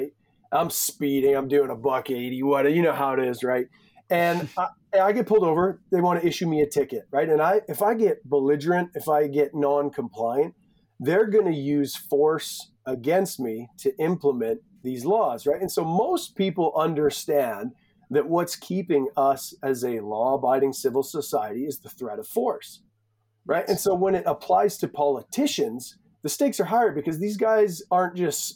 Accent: Edmonton, Alberta, Canada; I was born in Edmonton, lived there for I think 11 years, and then kind of just been a gypsy around rural central Alberta

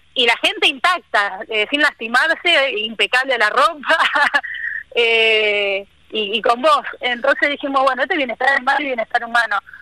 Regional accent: Buenos Aires, Argentina; moved away as an adult; also born or lived in Córdoba; now in Misiones, Argentina; yo soy porteña, nacida eh, bien en el barrio del Grano, bien porteña

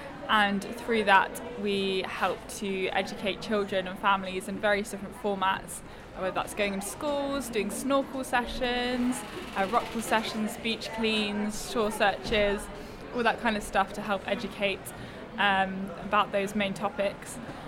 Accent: Sussex, South East England, United Kingdom; now in Falmouth, United Kingdom; Yeah, so I've always grown up by the sea. I'm from Sussex and obviously now living in Falmouth, so I've always been by the sea.

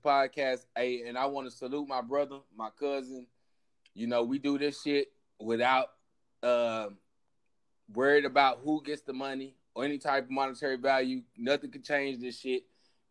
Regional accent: United States; we grew up in America

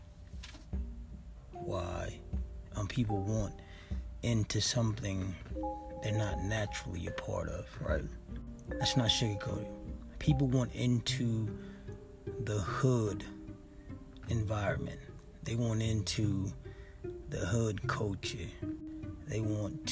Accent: Los Angeles, California, United States; I was raised in South Central

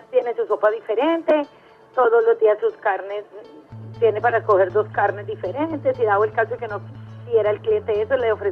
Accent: Medellín, Antioquia, Colombia; la paisita fue por, porque mi esposo es caleño, pero yo sí soy de Medellín

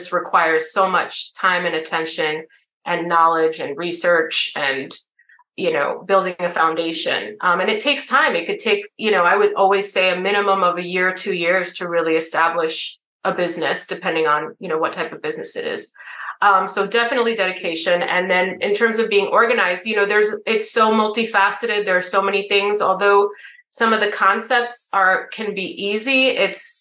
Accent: New York City, New York, United States; I'm from New York City

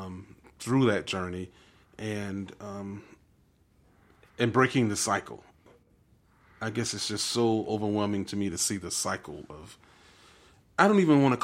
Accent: Deep South, United States; I grew up in the Deep South, and this was not the persona that we honored as matriarchs of our communities.

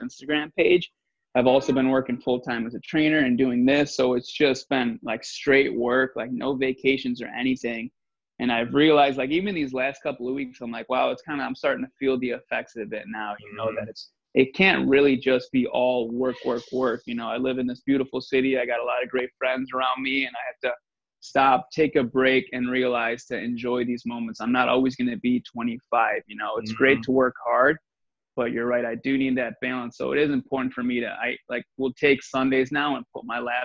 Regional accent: south suburbs of Chicago, Illinois, United States; now in Chicago, United States; I'm just from the south suburbs here. So I'm about about an hour out of the city

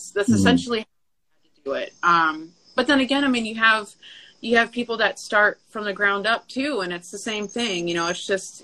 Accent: Michigan, United States; moved away; I'm from Michigan.

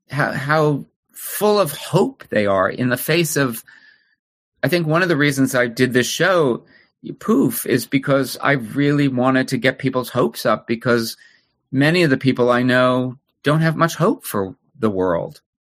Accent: New Jersey, United States; New Jersey, okay. a suburb in New Jersey.

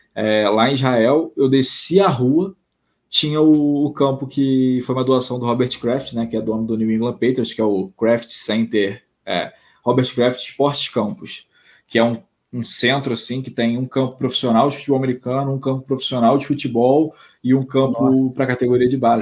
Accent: Brazil; eu sou brasileiro

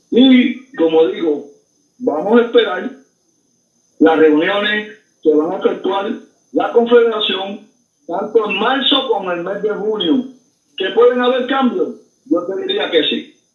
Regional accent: Mayagüez, Puerto Rico; un saludo deportivo a todos los indios de corazón, los indios de mi pueblo, de Mayagüez.

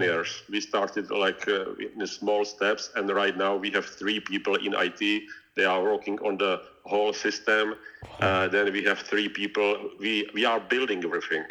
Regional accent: Czechia; English is a second language; now in Vienna, Austria; I am I am from Czech Republic

